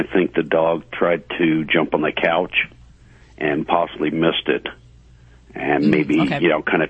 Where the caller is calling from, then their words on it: Colorado, United States; I'm calling from Colorado.